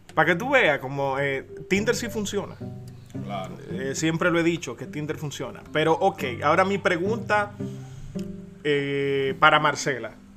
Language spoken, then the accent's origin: Spanish; Dominican Republic; como muchos dominicanos decimos